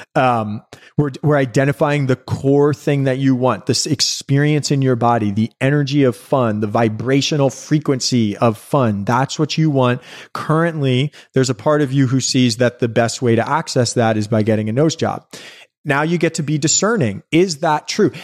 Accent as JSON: {"language": "English", "town": "New York City", "region": "New York", "country": "United States", "tie": "born or raised there", "said": "growing up in New York City"}